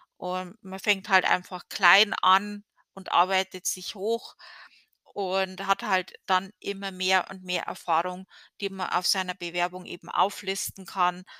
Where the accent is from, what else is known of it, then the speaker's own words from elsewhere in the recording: Germany; moved away as an adult; now in United States; in Deutschland, ähm, zumindest in der Gegend, wo ich herkomme